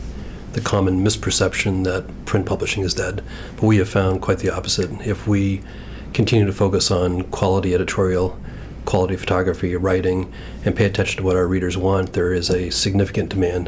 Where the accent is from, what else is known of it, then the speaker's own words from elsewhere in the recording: Presque Isle, Maine, United States; also born or lived in Bangor, Maine / Brewer, Maine / Massachusetts; now in Portland, United States; I grew up in Aroostook County in Presque Isle. I spent the first 18, 19 years of my life there. Spent a lot of time in Bangor and Brewer, Maine. Then a brief time in Portland before I left for Massachusetts.